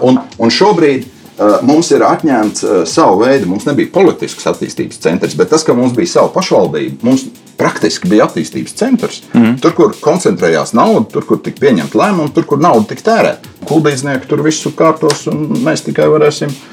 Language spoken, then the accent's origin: Latvian; Suiti, Kurzeme, Latvia; mēs esam piedzimuši gan latvieši, jā, uh, kas mums ir svarīgi, un, un mēs esam piedzimuši arī suiti.